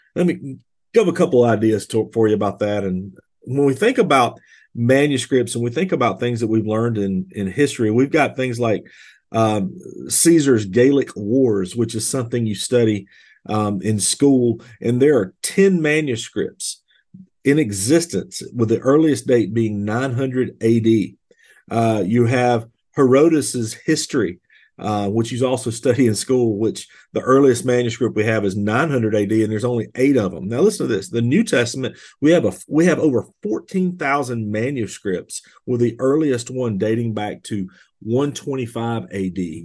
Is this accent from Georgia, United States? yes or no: yes; Bold Springs, Georgia, United States; I grew up in Bold Springs, Georgia, on a farm